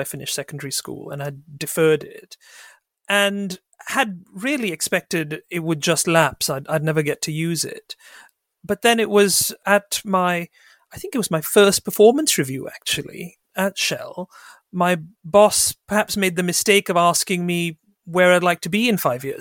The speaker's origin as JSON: {"language": "English", "country": "Sri Lanka", "tie": "born or raised there", "said": "I grew up in Sri Lanka as actually part of a small ethnic minority there."}